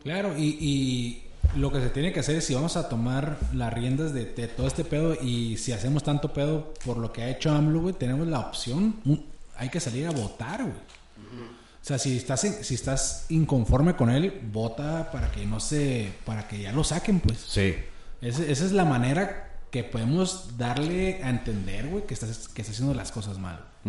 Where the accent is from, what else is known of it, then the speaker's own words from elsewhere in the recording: Chihuahua, Mexico; yo soy de Chihuahua